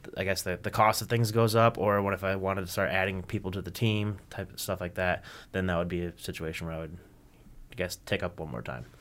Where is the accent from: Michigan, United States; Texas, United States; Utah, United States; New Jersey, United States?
Michigan, United States; Kalamazoo; I'm from Kalamazoo